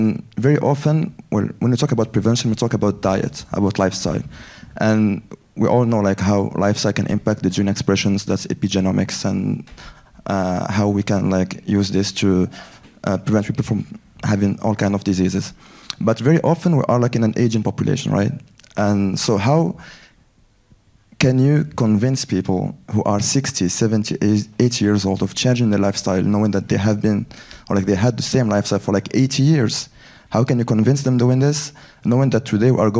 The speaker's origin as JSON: {"language": "English", "country": "France", "moved": "yes", "said": "I'm an epidemiologist from France."}